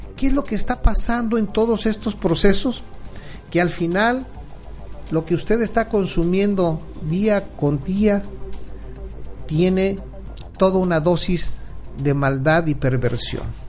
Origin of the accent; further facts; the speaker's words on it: Acapulco, Guerrero, Mexico; recuerdo de niño la forma en que mataban a los cerdos allá en mi pueblo para hacer el relleno, un, guiso muy, muy tradicional en Acapulco Guerrero